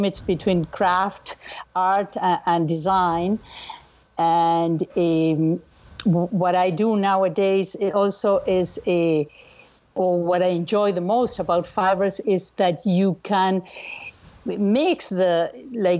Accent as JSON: {"language": "English", "region": "Montevideo", "country": "Uruguay", "tie": "born or raised there", "moved": "yes"}